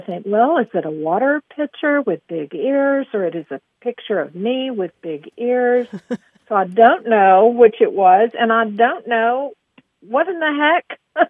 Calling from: Aubrey, Texas, United States; I'm calling from Aubrey, Texas.

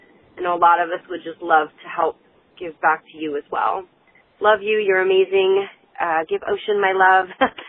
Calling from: Atlanta, Georgia, United States; I'm calling from Atlanta.

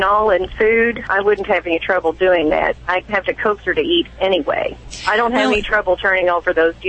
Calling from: Midway, Kentucky, United States; accent: Kentucky; Central Kentucky is not as heavy in that Kentucky accent. I'm sure you'll hear bits and pieces of it, though.

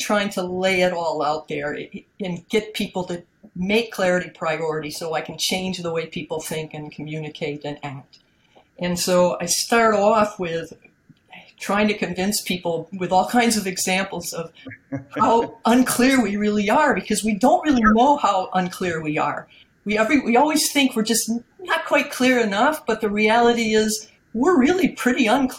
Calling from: Peterborough, New Hampshire, United States; I'm calling in from Peterborough, New Hampshire.

